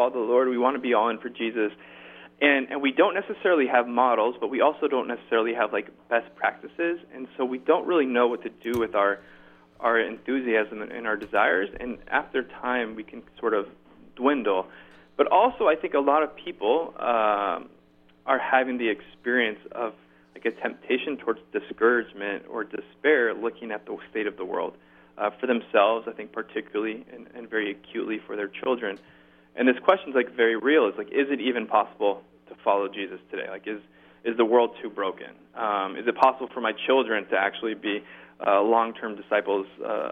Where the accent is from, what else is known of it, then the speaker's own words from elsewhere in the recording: Orange County, California, United States; moved away as an adult; now in Harlem, New York, United States; I'm originally from Southern California, so I'm originally in Orange County, California, kid